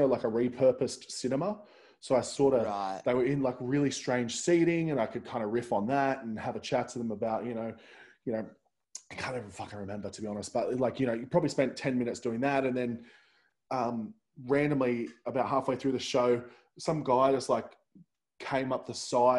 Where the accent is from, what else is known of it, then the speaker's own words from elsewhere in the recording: Central Coast, New South Wales, Australia; I'm originally from the Central Coast